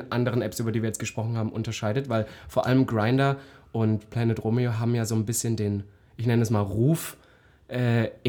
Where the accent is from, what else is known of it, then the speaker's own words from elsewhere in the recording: Halle, Saxony-Anhalt, Germany; Ich weiß, ich komme ja aus Halle eigentlich